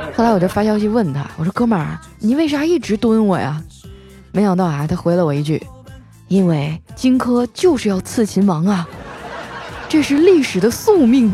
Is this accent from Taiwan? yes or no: no; Heilongjiang, China; moved away; 我老家黑龙江了嘛